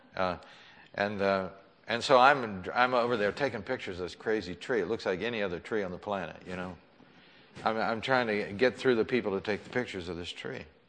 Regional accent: McKees Rocks, Pennsylvania, United States; I was growing up in McKees Rocks.

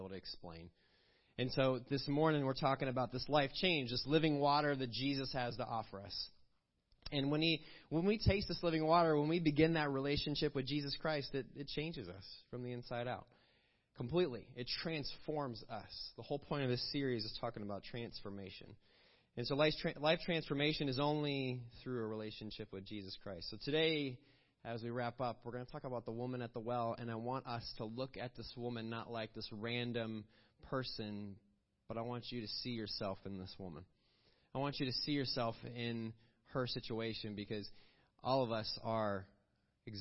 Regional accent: Villa Park, Illinois, United States; I grew up in a small town called Villa Park, Illinois

